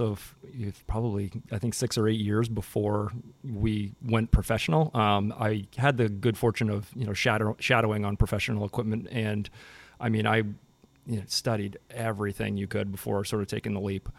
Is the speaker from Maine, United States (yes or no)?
yes; Portland, Maine, United States; I grew up in Southern Maine